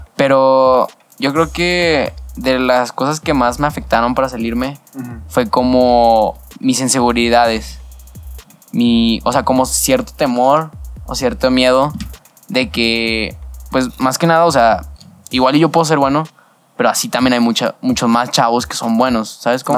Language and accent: Spanish; Torreón, Coahuila, Mexico; also born or lived in El Paso, Texas; desde entonces estoy viviendo aquí en Torreón, o sea, literalmente nomás estuve muy poquito allá en El Paso